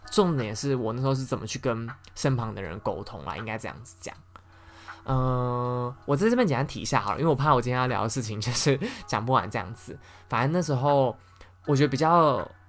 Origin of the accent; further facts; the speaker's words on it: Taoyuan, Taiwan; 我以前高中是念支桃园区的第一志愿